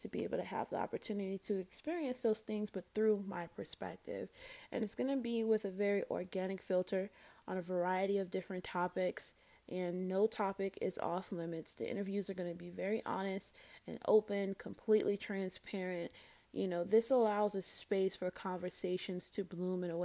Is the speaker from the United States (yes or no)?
yes; Fort Lauderdale, Florida, United States; I'm from Lauderdale